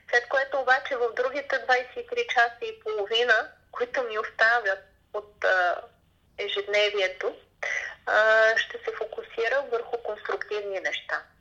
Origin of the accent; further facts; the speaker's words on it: Bulgaria; винаги ние българите сме се подценявали